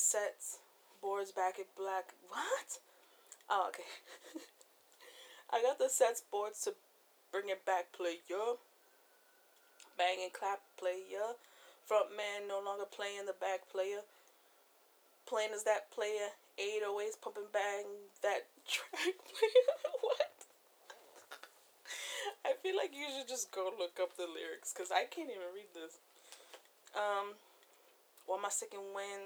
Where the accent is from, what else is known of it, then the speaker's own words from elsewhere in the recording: East Coast, United States; I'm from the East Coast